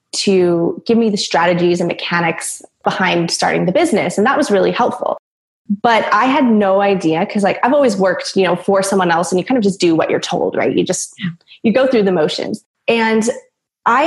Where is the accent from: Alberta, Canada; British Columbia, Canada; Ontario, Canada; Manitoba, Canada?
British Columbia, Canada; Vancouver Island; moved away as an adult; now in Australia; I was living in Vancouver, Canada for about 10 years, but I'm originally from Vancouver Island. And I moved to Australia about 8 months now